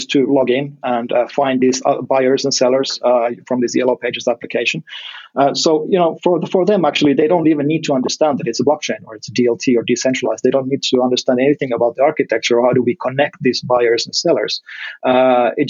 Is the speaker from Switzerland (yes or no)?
no; Finland; my home country, Finland